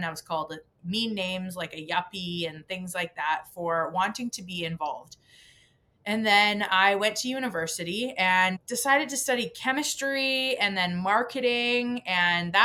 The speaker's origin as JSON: {"language": "English", "town": "Crossfield", "region": "Alberta", "country": "Canada", "tie": "born or raised there", "moved": "yes", "said": "I was raised in a very small town, the same town that you live in, actually"}